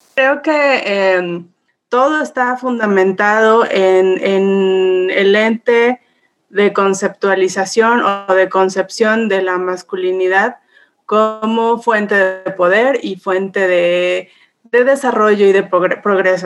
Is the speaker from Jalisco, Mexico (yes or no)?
no; Puebla, Mexico; soy una mujer mexicana, orgullosamente poblana.